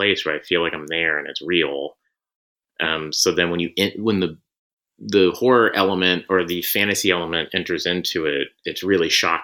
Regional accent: Tulsa, Oklahoma, United States; I grew up in Tulsa, Oklahoma

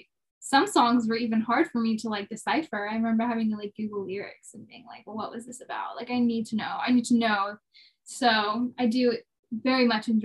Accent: Jacksonville, Florida, United States; moved away as an adult; now in Nashville, United States; I grew up in Jacksonville, Florida. I moved to Nashville when I was 18.

